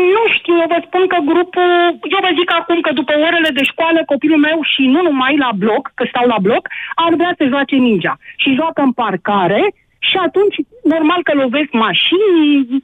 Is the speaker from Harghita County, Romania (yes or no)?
no; Craiova, Dolj, Romania; Eu sunt din Craiova